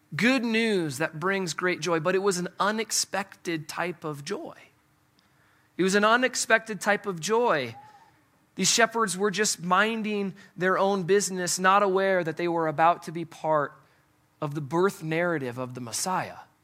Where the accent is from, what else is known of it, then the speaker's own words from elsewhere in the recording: Midwest, United States; I'm from the Midwest